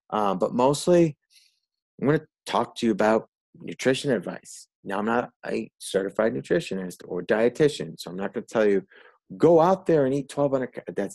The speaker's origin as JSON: {"language": "English", "region": "Northeast", "country": "United States", "said": "so, yeah, in brief, I'm from the Northeast."}